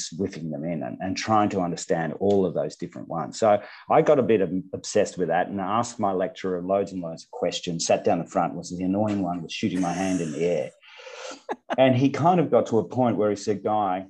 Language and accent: English; Bendigo, Victoria, Australia; also born or lived in Western Australia; in my hometown in Bendigo in central Victoria